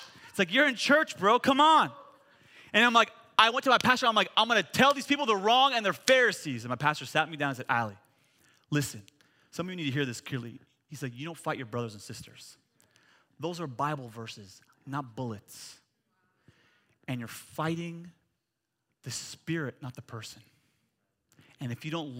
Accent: United States; I'm an American

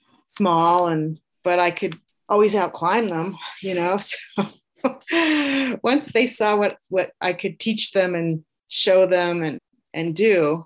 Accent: Oakland, California, United States; moved away; also born or lived in Wyoming; I grew up in the Bay Area in California, Oakland.

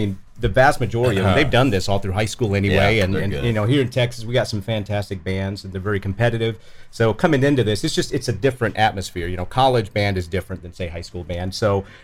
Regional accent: Puerto Rico; also born or lived in Florida; now in Lubbock, United States; Originally from Puerto Rico, but I was living in Florida for about 17 years.

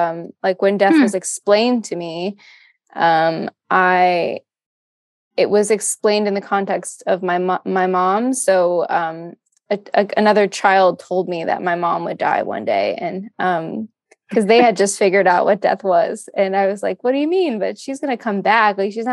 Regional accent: Florida, United States; moved away as an adult; also born or lived in Chicago, United States; now in Austin, United States; I grew up in Florida and then went to school in Chicago

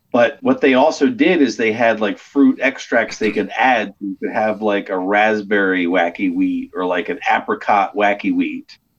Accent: Delaware, United States; I'm born and raised in Delaware

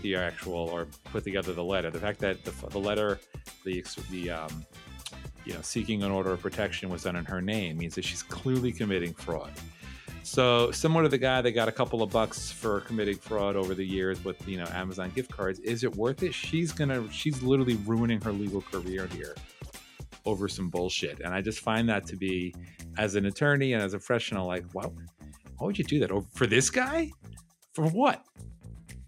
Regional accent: New York, United States; being a New Yorker

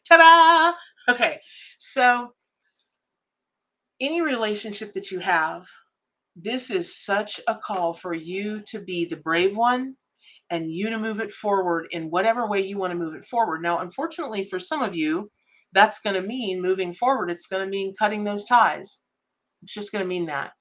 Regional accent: Ocala, Florida, United States; I grew up in Ocala, Florida

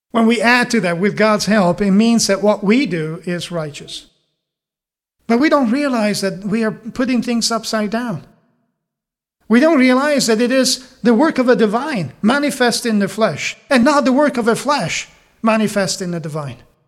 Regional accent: Italy; moved away; I'm, I'm from Italy and over there, at least in the area I grew up

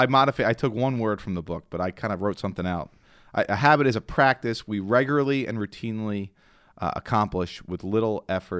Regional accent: Ireland; And I'm the Irishman. I should have known that.

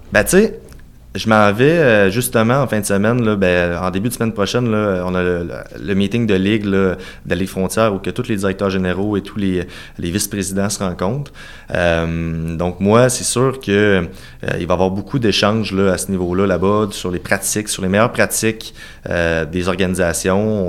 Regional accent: Cap-Saint-Ignace, Quebec, Canada; also born or lived in Saint-Jean-Chrysostome, Lévis; Moi, je suis né à Cap-Saint-Ignace, tout près de Montmagny.

